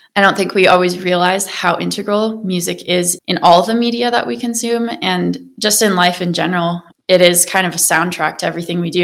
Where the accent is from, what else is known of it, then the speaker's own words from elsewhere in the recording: Wyoming, United States; moved away as an adult; also born or lived in Maine / Colorado; now in Boulder County, United States; And I grew up in Wyoming